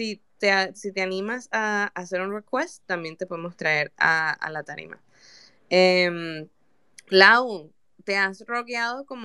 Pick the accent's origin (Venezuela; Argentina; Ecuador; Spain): Venezuela; moved away; para las personas que, que no saben, yo soy venezolana. Y una, es muy lindo ser venezolana, pero también trae muchos problemas con la parte de tener pasaporte, especialmente si no vives en Venezuela.